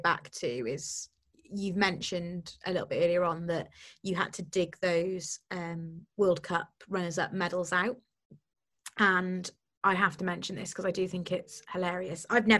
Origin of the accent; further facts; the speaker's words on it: the Vale, Wales, United Kingdom; I'm not from the all of Wales isn't the valleys, I'm from the Vale.